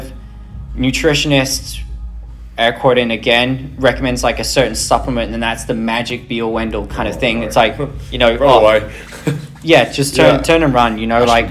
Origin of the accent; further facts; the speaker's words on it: England, United Kingdom; I'm English